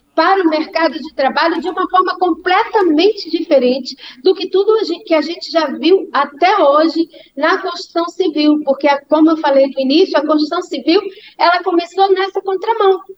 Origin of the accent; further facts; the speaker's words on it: Brazil; para nós, enquanto brasileiros